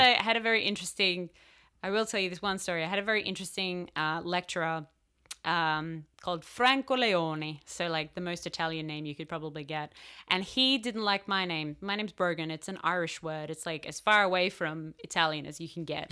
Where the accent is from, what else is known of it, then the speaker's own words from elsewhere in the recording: Australia; moved away as an adult; now in Riverside, United States; I'm from Australia